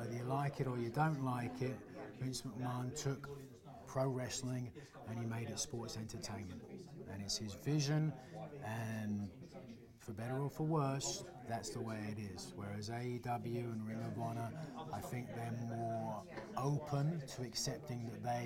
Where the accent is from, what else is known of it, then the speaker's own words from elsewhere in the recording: United Kingdom; being a British wrestler